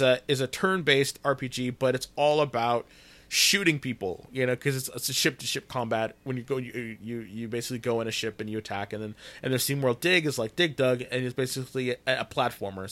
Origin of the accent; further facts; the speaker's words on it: Fresno, California, United States; I'm from Fresno's